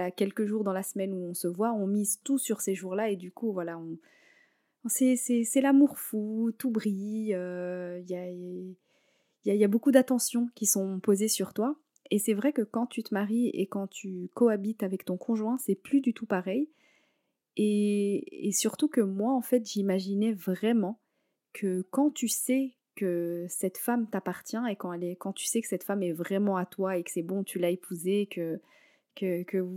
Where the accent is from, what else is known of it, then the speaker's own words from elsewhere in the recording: Morocco; Je suis marocaine.